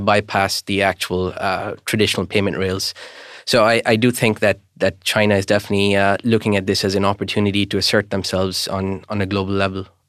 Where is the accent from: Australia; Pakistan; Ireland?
Pakistan; moved away; originally I'm from Pakistan, and I, I tend to go back every year, and I've been going back once a year for about thirty years now